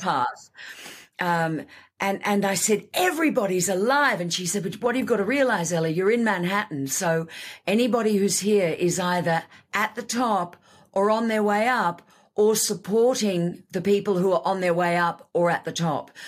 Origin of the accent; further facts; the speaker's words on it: Australia; moved away; also born or lived in Sydney; I came from Australia